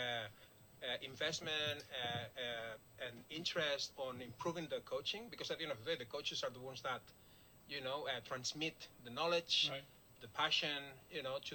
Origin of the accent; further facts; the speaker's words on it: Barcelona, Catalonia, Spain; now in United States; I'm from Europe. I'm from Barcelona